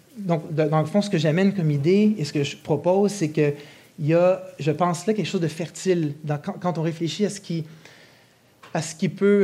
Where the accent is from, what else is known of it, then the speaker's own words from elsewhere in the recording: Montreal, Quebec, Canada; j'ai grandi dans le Nouveau-Rosemont